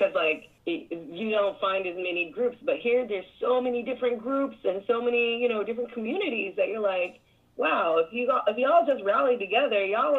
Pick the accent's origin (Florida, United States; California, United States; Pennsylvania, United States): California, United States; Northern; moved away; I'm from California. I'm from Northern California.